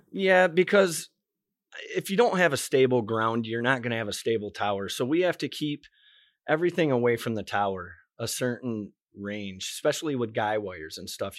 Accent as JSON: {"language": "English", "region": "Michigan", "country": "United States", "tie": "born or raised there", "moved": "as an adult", "said": "I love Michigan, born and raised in Michigan"}